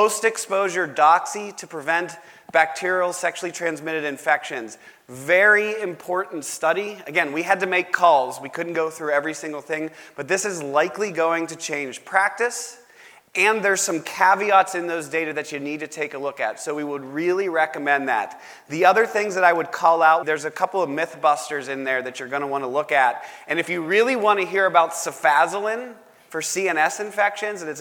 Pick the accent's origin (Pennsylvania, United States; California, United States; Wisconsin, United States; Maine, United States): Pennsylvania, United States; Pittsburgh; I'm from Pittsburgh.